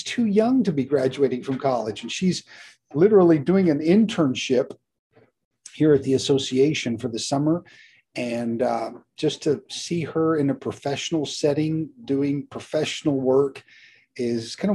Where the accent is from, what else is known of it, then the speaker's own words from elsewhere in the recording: Mexico; moved away as an adult; also born or lived in Texas / Guatemala; now in United States; Uh, was born in Central Texas, but when I was born, my parents were already missionaries in Mexico. So I grew up in Mexico, uh, mid to late '60s, uh, '70s as well. Came back to the states for college